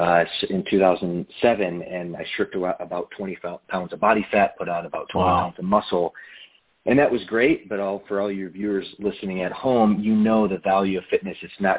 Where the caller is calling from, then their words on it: California, United States; I'm in Southern California in Orange County, which is about 60 miles south of Los Angeles.